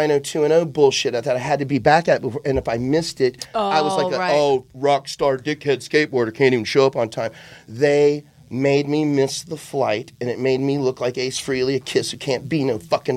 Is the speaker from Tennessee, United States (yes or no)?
yes; Memphis, Tennessee, United States; now in Los Angeles, United States; Argus is a big deal to me growing up in Memphis, Tennessee